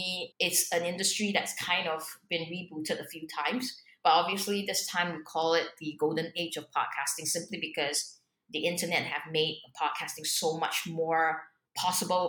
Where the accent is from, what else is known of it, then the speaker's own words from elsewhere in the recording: Singapore; also born or lived in Hong Kong; I'm a Singaporean